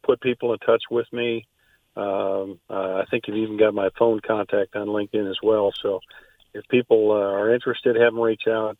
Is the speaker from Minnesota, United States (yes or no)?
yes; Minnesota, United States; now in Atlanta, United States; I'm originally from Minnesota, but I've been in Atlanta for almost 32 years now.